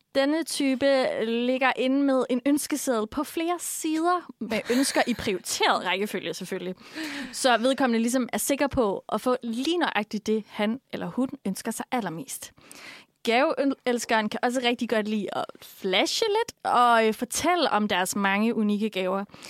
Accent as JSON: {"language": "Danish", "area": "Funen", "region": "Southern Denmark", "country": "Denmark", "said": "som vi gør på Fyn"}